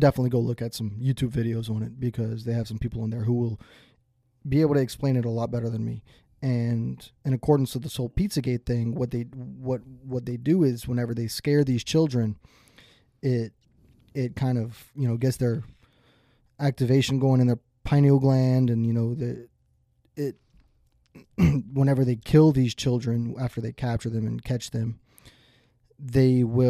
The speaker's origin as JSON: {"language": "English", "region": "the South", "country": "United States", "tie": "born or raised there", "said": "I was raised in the South. That's how I am."}